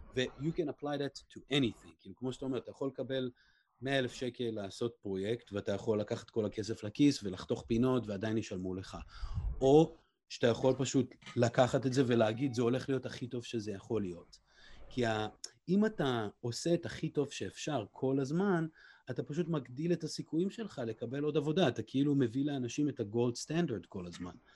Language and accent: Hebrew; Israel; now in Los Angeles, United States; אני בעצמי ישראלי